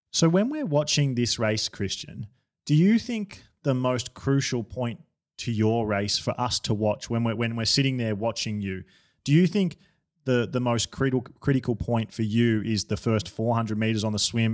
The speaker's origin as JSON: {"language": "English", "country": "Australia", "said": "I'm an Australian"}